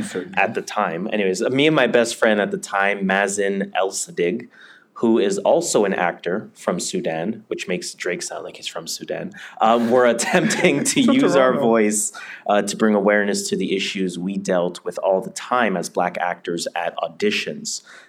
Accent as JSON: {"language": "English", "country": "Jamaica", "said": "I am Jamaican, you are Nigerian, right?"}